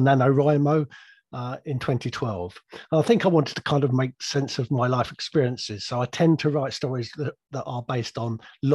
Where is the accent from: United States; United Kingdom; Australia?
United Kingdom; England; also born or lived in Surrey; I'm an English grandfather